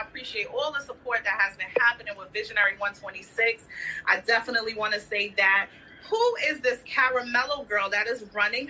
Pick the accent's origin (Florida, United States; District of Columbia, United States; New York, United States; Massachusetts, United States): New York, United States; Freeport; I'm from Long Island, New York.